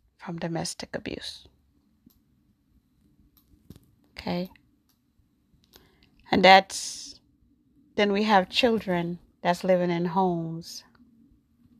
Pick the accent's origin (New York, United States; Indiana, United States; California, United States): New York, United States; also born or lived in Jamaica; I was born in Jamaica. I grew up in New York